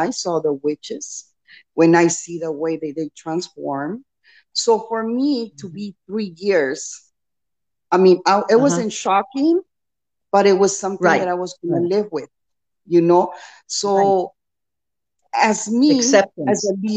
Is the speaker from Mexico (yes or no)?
yes; Mexico; moved away; I was born in Mexico